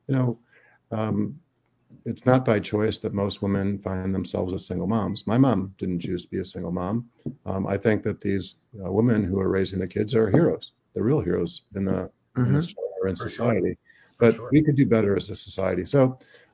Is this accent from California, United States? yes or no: no; Chicago, Illinois, United States; I was born and raised in the Chicago area.